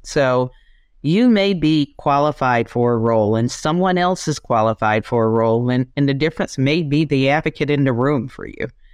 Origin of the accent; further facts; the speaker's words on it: South Georgia, United States; also born or lived in Japan / China / Thailand; I am from Georgia. born and raised, uh, South Georgia, small town with only five thousand people